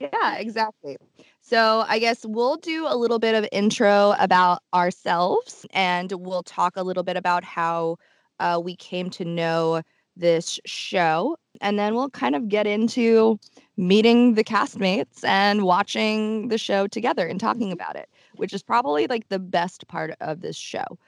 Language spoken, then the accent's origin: English; Tokyo, Japan; moved away; I grew up in Tokyo